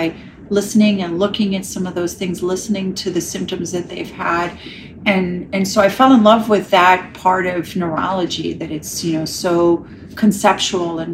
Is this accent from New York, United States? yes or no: yes; New York City, New York, United States; moved away as an adult; also born or lived in Ireland / Chicago; now in Los Angeles, United States; Born and raised in New York City